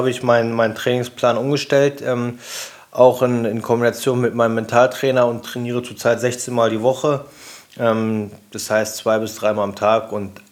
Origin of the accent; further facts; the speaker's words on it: Braunschweig, Lower Saxony, Germany; Ähm in meiner Heimatstadt in Braunschweig auf meiner eigenen Veranstaltung.